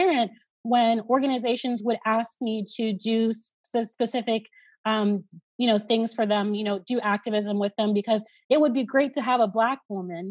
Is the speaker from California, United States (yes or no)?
no; Columbus, Ohio, United States; Here in my hometown